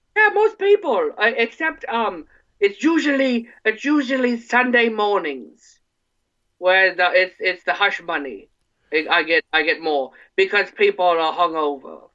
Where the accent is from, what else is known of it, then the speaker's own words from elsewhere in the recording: Ortonville, Michigan, United States; I'm originally from Ortonville, Michigan